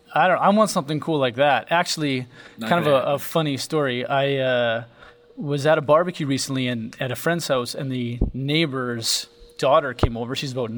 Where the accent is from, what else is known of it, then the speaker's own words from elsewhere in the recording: Canada; I'm also Canadian